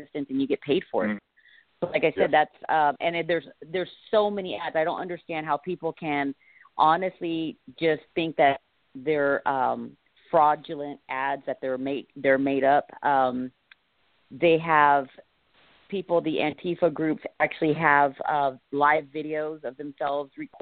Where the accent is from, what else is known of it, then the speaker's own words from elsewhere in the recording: California, United States; also born or lived in Sacramento, California; I'm from California, and I'm not very far from Berkeley. As a matter of fact, I'm right in Sacramento, the capital city of California